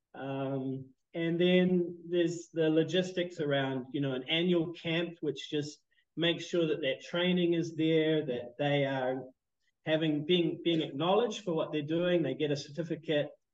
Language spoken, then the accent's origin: English; New Zealand; moved away as an adult; also born or lived in Canada; now in Phnom Penh, Cambodia; I was born in Canada, but um, grew up in New Zealand. You can probably hear that that strange accent.